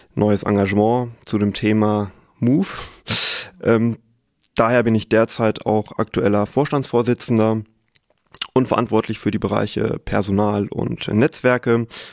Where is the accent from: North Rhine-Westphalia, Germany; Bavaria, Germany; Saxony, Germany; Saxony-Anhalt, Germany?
North Rhine-Westphalia, Germany; Sauerland; moved away as an adult; now in Münster, Germany; gebürtiger Sauerländer, habe dort auch äh, meinen Bachelor gemacht